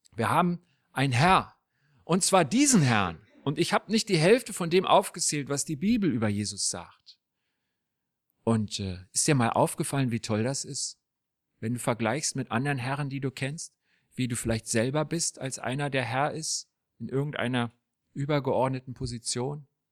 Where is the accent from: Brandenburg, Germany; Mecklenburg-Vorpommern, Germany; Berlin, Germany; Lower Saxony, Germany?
Berlin, Germany; Als ich ein kleiner Junge war in Berlin